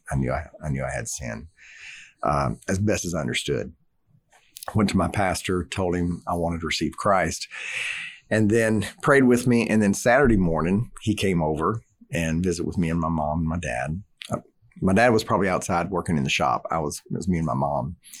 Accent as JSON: {"language": "English", "region": "Southeast Louisiana", "country": "United States", "tie": "born or raised there", "said": "I grew up in Southeast Louisiana"}